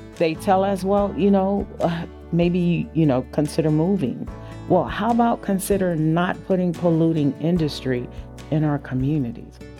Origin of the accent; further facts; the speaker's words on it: San Francisco, California, United States; I was born and raised in San Francisco.